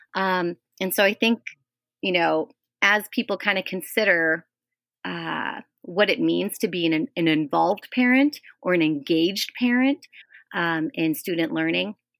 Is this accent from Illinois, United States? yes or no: yes; Chicago, Illinois, United States; I grew up in Lincoln Square in Chicago